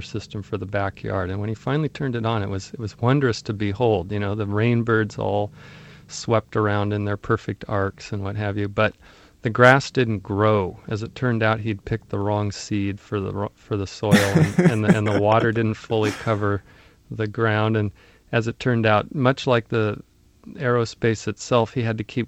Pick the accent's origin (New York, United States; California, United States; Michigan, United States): California, United States; Mediterranean; she was determined to invent this Irishness for us in the middle of Mediterranean California